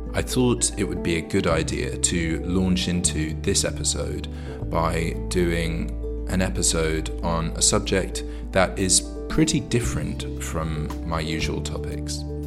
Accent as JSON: {"language": "English", "country": "United Kingdom", "said": "We're two British people"}